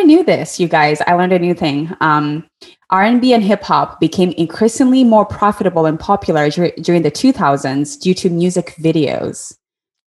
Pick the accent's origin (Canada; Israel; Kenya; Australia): Kenya; moved away; when I was growing up in Kenya, a lot of the music that I grew up listening to was highly influenced by American music